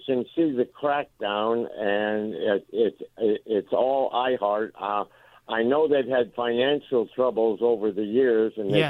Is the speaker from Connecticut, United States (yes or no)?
yes; Connecticut, United States; moved away as an adult; now in Malden, United States; I'm originally from Connecticut. I've been here since 2010.